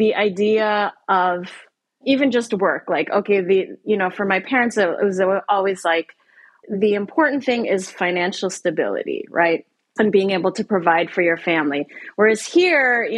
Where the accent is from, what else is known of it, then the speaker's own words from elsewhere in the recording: Canada; moved away; also born or lived in Asia; where I grew up in Canada